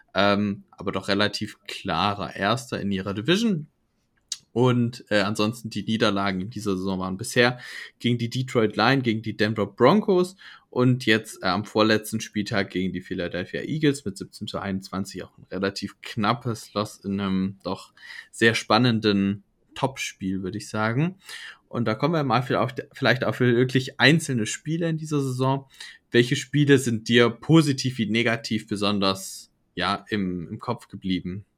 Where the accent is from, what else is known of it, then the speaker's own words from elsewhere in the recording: Germany; vor allem für uns Deutsche